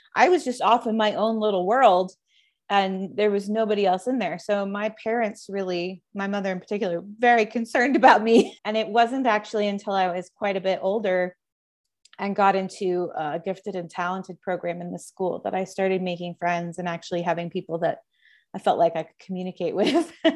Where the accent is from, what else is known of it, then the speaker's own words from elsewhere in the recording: Dallas, Texas, United States; I grew up in North Texas near in the suburb of Dallas.